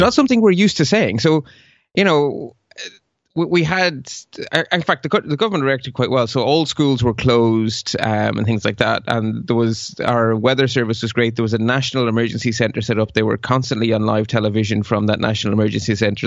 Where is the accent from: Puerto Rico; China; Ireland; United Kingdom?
Ireland; accent: local accent; also born or lived in Belgium; I carry a Belgian passport because I was born in Belgium and moved to Ireland at age four